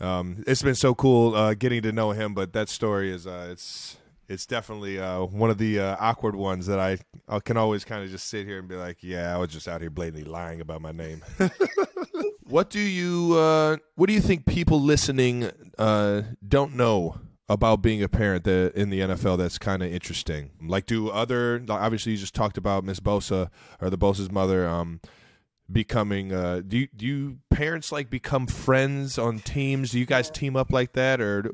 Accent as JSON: {"language": "English", "town": "Cleveland Heights", "region": "Ohio", "country": "United States", "tie": "born or raised there", "said": "Growing up in Cleveland Heights, I love to tell everybody what I thought my name should have been at the time."}